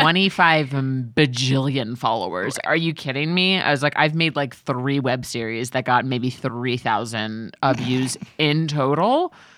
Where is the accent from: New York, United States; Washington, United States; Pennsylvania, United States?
New York, United States; now in Los Angeles, United States; we're both from New York, we're both from the East, East Coast, so my family is, uh, on, on the East Coast